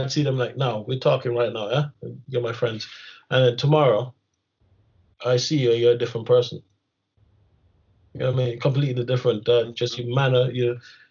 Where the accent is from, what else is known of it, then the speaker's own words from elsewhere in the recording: Kingston, Jamaica; moved away; I grew up in Kingston